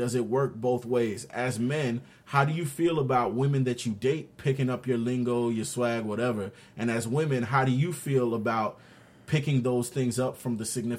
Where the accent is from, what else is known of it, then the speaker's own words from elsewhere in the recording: New York City, New York, United States; accent: New York; now in Florida, United States; I spent 12 to 13 of my years in Brooklyn. And I spent 10 plus down here in Florida.